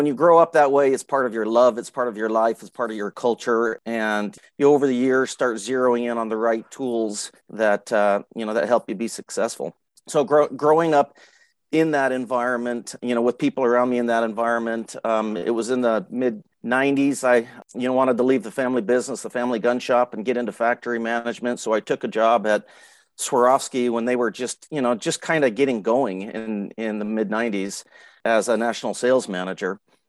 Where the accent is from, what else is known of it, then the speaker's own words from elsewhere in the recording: Arizona, United States; Yeah, I grew up in Arizona as a kid, and I grew up as a kid and on a family gun shop floor.